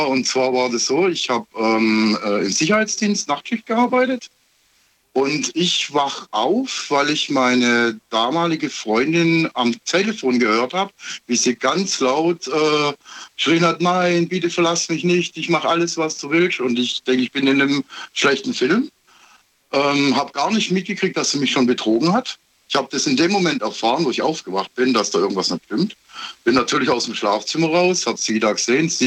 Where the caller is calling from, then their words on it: Heilbronn, Baden-Württemberg, Germany; ich komme aus Heilbronn.